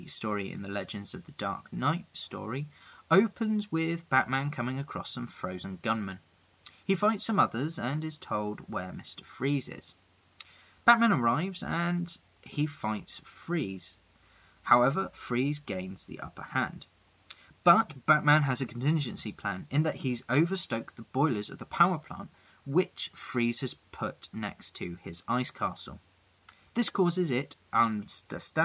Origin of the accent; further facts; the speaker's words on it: England, United Kingdom; I'm that English guy